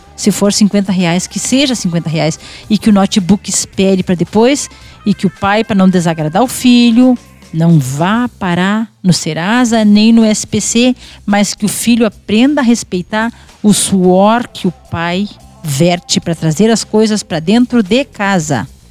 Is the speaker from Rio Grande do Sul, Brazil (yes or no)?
yes; Quaraí, Rio Grande do Sul, Brazil; moved away as an adult; now in Rosário do Sul, Brazil; Eu já morava em Rosário, eu sou natural de Quaraí, né?